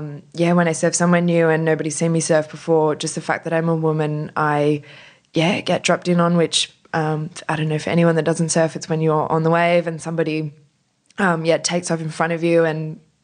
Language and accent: English; Sydney, New South Wales, Australia; I grew up on the northern beaches.